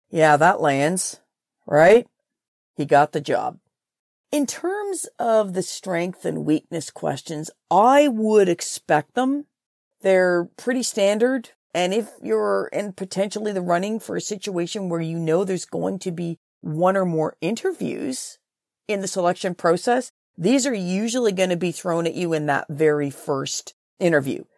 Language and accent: English; Trenton, Ontario, Canada; I'm from Trenton, Ontario